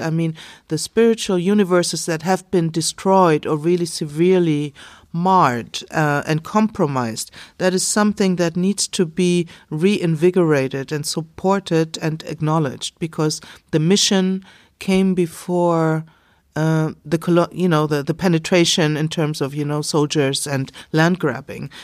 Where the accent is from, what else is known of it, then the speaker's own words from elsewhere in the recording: Bavaria, Germany; I can be Bavarian, I am